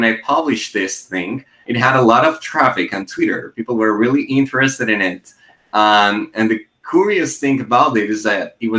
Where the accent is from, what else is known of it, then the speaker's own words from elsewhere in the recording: Colombia; also born or lived in Medellin, Colombia; I am from Colombia and I live in Medellin